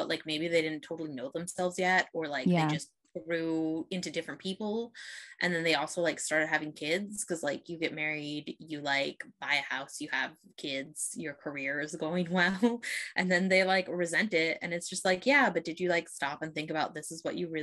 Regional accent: Midwest, United States; I grew up in the Midwest where everybody was like straight, white and Christian

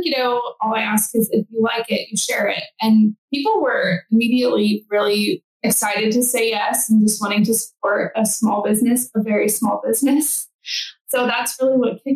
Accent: Central Texas, United States; also born or lived in Nashville, Tennessee; I grew up here in Central Texas.

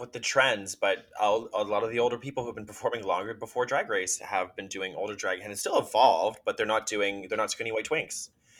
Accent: Canada; I as Canadians, I think we should be winning all the US titles because we're obviously better.

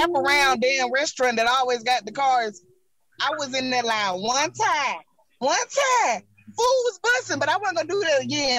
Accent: Decatur, Georgia, United States; which means thankful creator. I am from Decatur, Georgia.

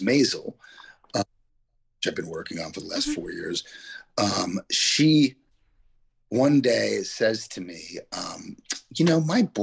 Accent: Yonkers, New York, United States; I grew up in Yonkers, but my family's in the Bronx

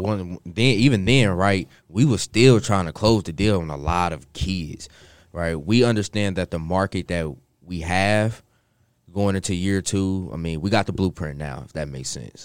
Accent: Kansas City, United States; moved away; I'm from Kansas City. uh, born and raised there

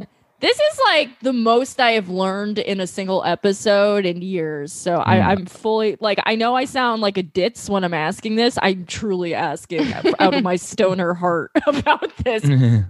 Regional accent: New York City, New York, United States; New York City, my hometown.

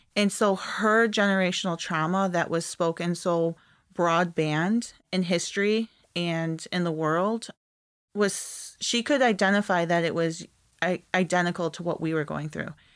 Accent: East Jordan, Michigan, United States; moved away; also born or lived in Peshawbestown, Michigan; East Jordan, where I went to school

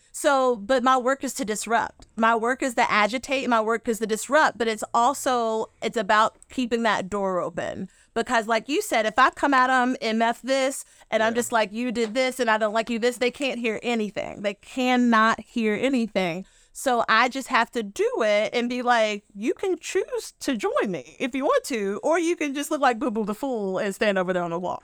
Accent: Western Kentucky, United States; now in Rhode Island, United States; I'm from Western Kentucky, where we do, where we wear shoes and don't marry our cousins

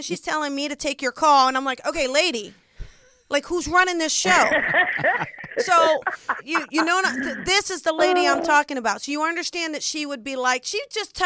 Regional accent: New Jersey, United States; moved away; I'm from South Jersey

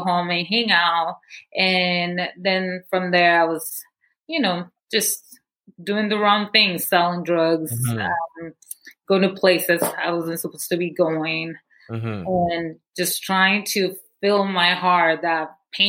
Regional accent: Guatemala City, Guatemala Department, Guatemala; moved away; I was born and raised in Guatemala City

